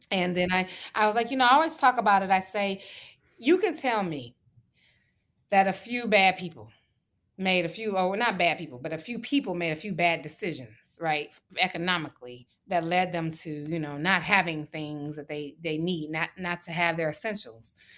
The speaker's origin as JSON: {"language": "English", "town": "Detroit", "region": "Michigan", "country": "United States", "moved": "yes", "said": "we both know what it's like to be from Detroit"}